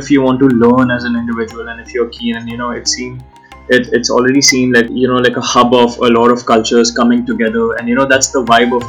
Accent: India; first language Hindi; English is a second language; my first language isn't English. My first language is Hindi, and that's how we talk in our homes as well.

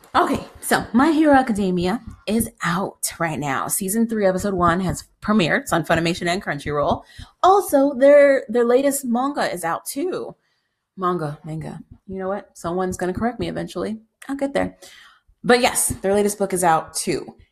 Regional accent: United States; as an American

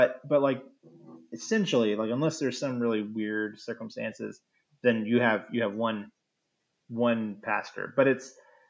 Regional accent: United States; As an American

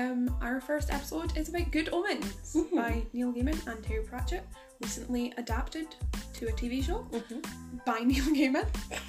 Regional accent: Scotland, United Kingdom; As someone who's Scottish.

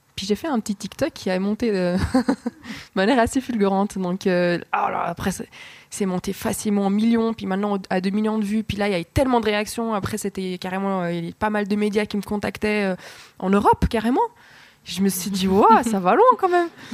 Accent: Fribourg, Switzerland; je suis née à Fribourg, euh, j'ai vécu ici.

